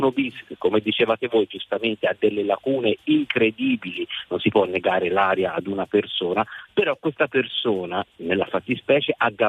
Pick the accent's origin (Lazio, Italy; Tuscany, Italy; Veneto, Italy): Tuscany, Italy; glielo no. dico da toscano, in Toscana non è considerato proprio un'aquila